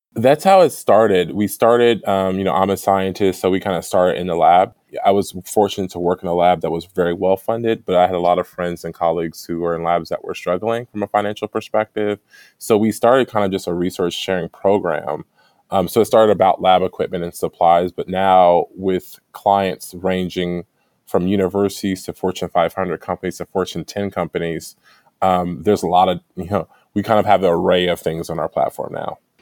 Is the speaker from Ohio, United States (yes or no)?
yes; Dayton, Ohio, United States; moved away as an adult; also born or lived in Bloomington, Indiana / Evanston, Illinois; I'm from Ohio, Dayton, Ohio